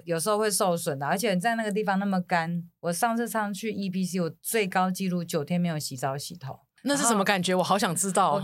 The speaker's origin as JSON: {"language": "Chinese", "country": "Taiwan", "said": "我是从台湾来的"}